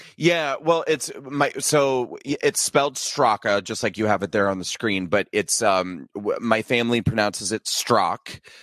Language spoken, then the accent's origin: English; Nebraska, United States; moved away as an adult; also born or lived in New York City; I was born and raised in, uh, small town Nebraska. And then I moved to New York City after I graduated from high school, and I lived in New York City for twenty years.